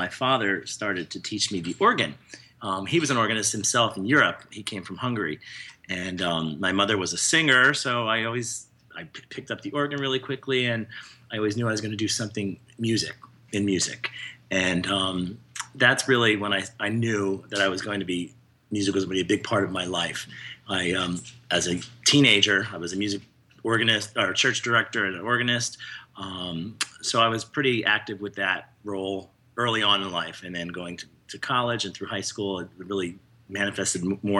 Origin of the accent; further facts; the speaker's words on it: Bethlehem, Pennsylvania, United States; Bethlehem, Pennsylvania.